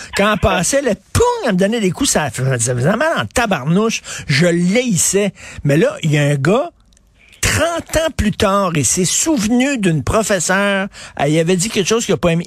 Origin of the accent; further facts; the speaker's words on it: Montreal, Quebec, Canada; j'ai grandi à Verdun